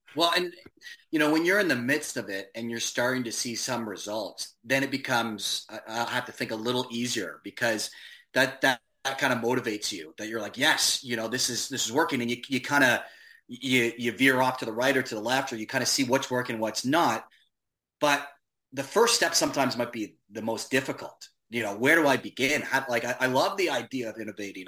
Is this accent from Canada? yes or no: yes; Hamilton, Ontario, Canada; my hometown of Hamilton